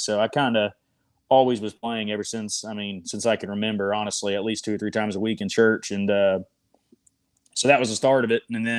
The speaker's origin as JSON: {"language": "English", "region": "Florida", "country": "United States", "accent": "Tennessee", "said": "I've always had a thick Tennessee accent, being, I'm from South Florida, so I don't know where I got it, but I've kind of always had it."}